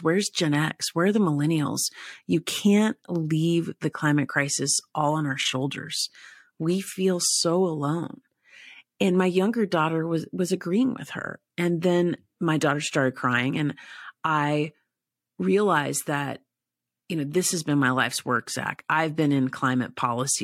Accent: East Tennessee, United States; I grew up in East Tennessee, so I spent a lot of my early childhood hiking and camping near Great Smoky Mountain National Park

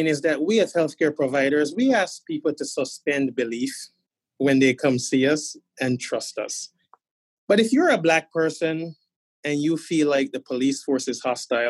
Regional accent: Boston, Massachusetts, United States; people will say to me, where are you from? And I'd say, Boston.

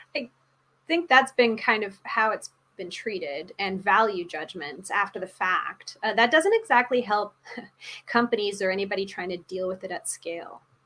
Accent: Canada; also born or lived in Washington / England; I'm, I'm Canadian

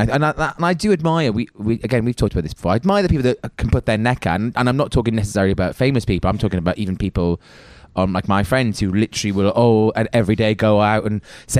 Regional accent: Wales, United Kingdom; now in London, United Kingdom; Because I'm from Wales originally, but I've lived in London now longer than I lived in Wales, pretty much, or half and half.

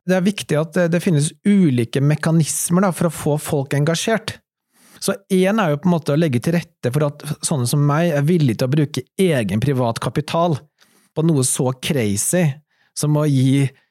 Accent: Norway; Alle vi som startet det, var norske

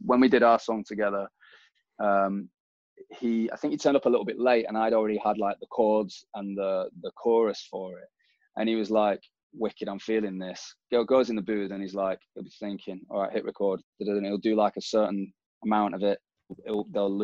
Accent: Manchester, North West England, United Kingdom; as someone from Manchester

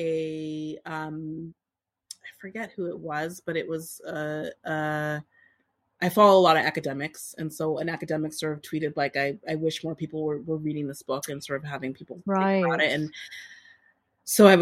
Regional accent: Boston, Massachusetts, United States; We both grew up in Boston.

